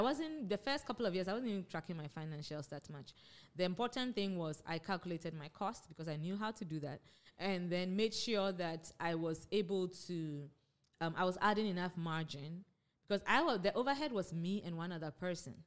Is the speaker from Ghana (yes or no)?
yes; Ghana; moved away as an adult; also born or lived in United States; I grew up in Ghana, I went to Wesley Girls